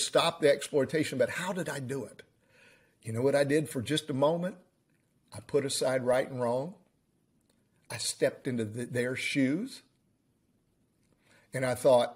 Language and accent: English; United States; we are all American